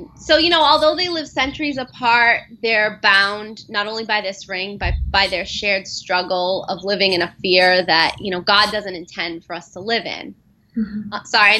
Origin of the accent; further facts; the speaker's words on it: United States; being an American growing up